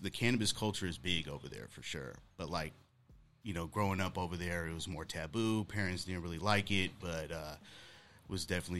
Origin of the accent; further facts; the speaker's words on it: Pittsburg, California, United States; I'm from a small town in the Bay Area called Pittsburgh, California, without the H at the end. And it's a small town. It's a town kind of sprouted up after World War II because of Camp Stoneman. So there was a military camp there.